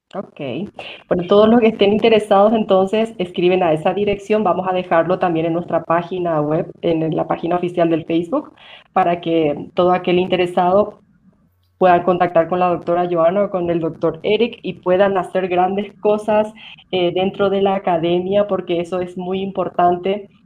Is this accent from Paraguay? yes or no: yes; Paraguay; now in Quito, Ecuador; yo soy paraguaya y vivo en Quito